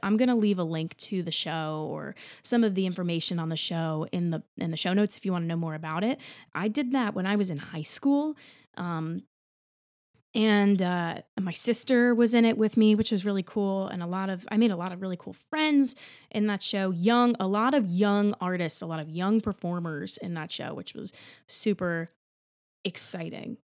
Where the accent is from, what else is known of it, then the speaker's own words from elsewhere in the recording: New Jersey, United States; moved away as an adult; now in New York City, United States; I'm from New Jersey